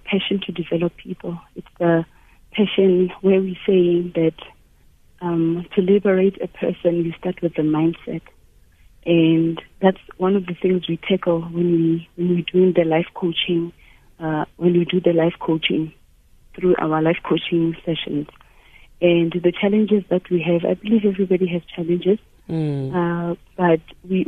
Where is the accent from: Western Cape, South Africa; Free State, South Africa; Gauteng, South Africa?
Free State, South Africa; Thaba Nchu; moved away; Growing up in Tabanchu